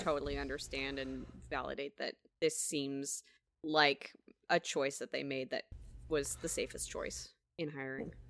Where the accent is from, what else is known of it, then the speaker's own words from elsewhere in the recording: United States; I'm born, born and raised in Washington